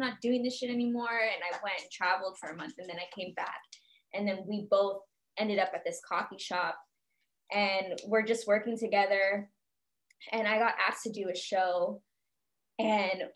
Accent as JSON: {"language": "English", "area": "Bay Area", "region": "California", "country": "United States", "moved": "as an adult", "lives_now": "Los Angeles, United States", "said": "I'm from the Bay Area originally"}